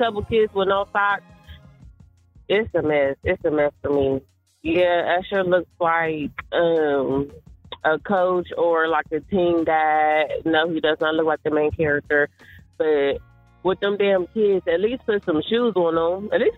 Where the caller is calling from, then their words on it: Columbus, Ohio, United States; I'm calling from Columbus, Ohio.